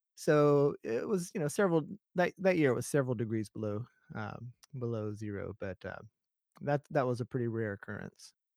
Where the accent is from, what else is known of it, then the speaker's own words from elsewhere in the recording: Alabama, United States; moved away as an adult; now in Japan; I grew up in Alabama